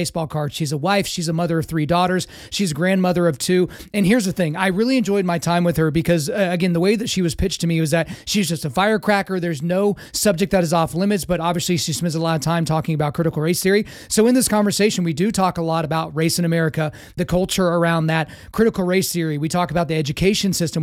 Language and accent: English; Lawton, Oklahoma, United States; I'm from Lawton, Oklahoma. I grew up in an incredibly diverse town.